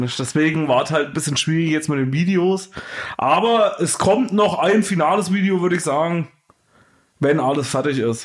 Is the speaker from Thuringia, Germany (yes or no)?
yes; Thuringia, Germany; now in Brandenburg, Germany; Ich komme ja nur aus Thüringen